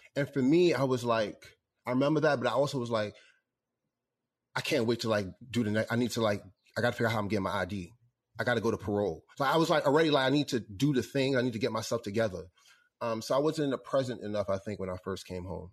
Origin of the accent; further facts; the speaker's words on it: New York, United States; growing up in New York